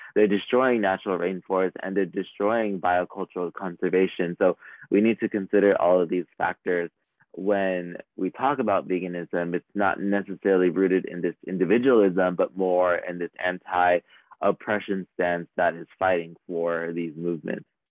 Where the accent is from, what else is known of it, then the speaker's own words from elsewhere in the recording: Los Angeles, California, United States; I was born in California, Los Angeles, where I faced environmental injustices